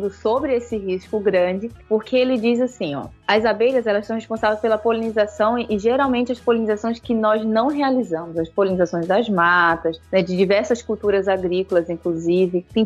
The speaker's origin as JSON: {"language": "Portuguese", "region": "Pará", "country": "Brazil", "moved": "yes", "lives_now": "Santa Catarina, Brazil", "said": "então, eu saí do Pará num lugar maravilhoso, e vir conhecer outro lugar maravilhoso que é o sul do Brasil. Então, eu estou morando em Santa Catarina"}